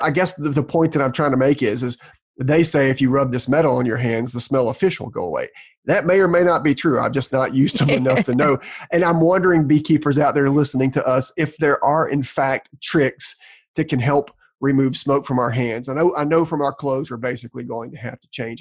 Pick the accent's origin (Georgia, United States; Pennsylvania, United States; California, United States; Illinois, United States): Georgia, United States; I'm from Georgia. This is the best my tongue can